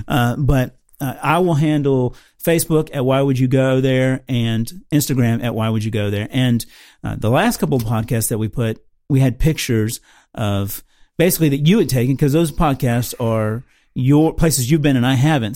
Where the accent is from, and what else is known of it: Tampa, Florida, United States; born or raised there; moved away